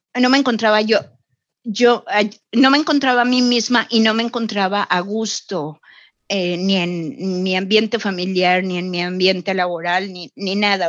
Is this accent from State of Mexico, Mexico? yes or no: no; Xalapa, Veracruz, Mexico; moved away as an adult; also born or lived in Mexico City / Vancouver, Canada; now in Toronto, Canada; Yo soy jalapeña, nacida y criada en Jalapa